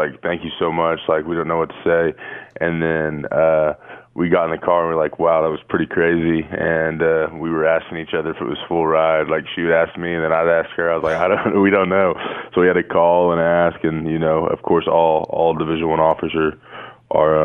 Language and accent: English; Hominy, Oklahoma, United States; also born or lived in Tulsa, Oklahoma; Growing up in Hominy is just a small town